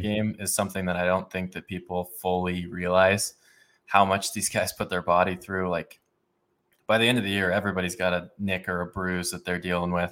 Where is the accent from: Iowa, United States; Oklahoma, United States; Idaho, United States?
Idaho, United States; Boise; I grew up in Boise, Idaho